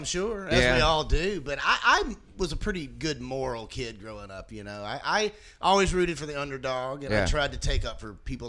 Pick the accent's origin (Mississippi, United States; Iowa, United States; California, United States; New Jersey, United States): Mississippi, United States; Corinth; I grew up in the Bible Belt. I'm from Mississippi.